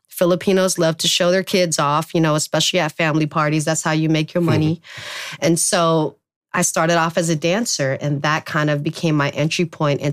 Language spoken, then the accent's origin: English; San Francisco, California, United States; English is a second language; also born or lived in Philippines; I grew up on Treasure Island for the majority of my childhood